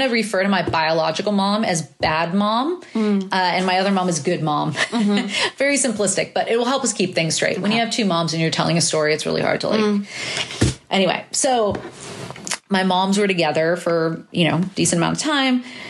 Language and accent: English; San Francisco, California, United States; We're all from San Francisco, born and raised